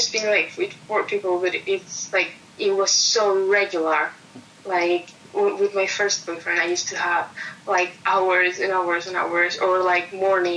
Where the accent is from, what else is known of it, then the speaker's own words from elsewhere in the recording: Mexico; moved away; I'm from Mexico